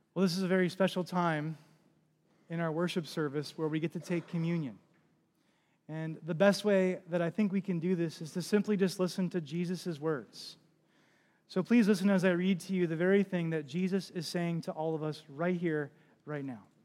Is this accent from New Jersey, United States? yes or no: yes; New Jersey, United States; moved away; I'm from New Jersey, or came from New Jersey. I was a part of a church and lived on the Jersey Shore when Hurricane Sandy hit.